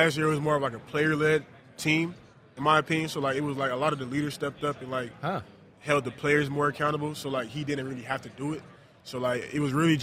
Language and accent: English; South Florida, United States; growing up in South Florida